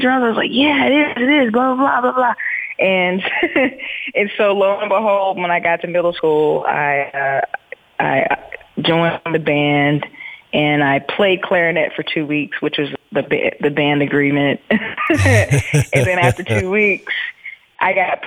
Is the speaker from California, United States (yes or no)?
no; Pleasant Grove, North Carolina, United States; moved away as an adult; now in New York, United States; I grew up, born and raised in North Carolina in a little small town called, Pleasant Grove